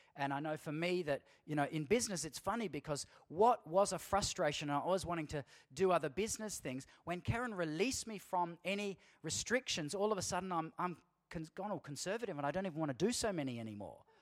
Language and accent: English; Australia; us as Aussie Christian men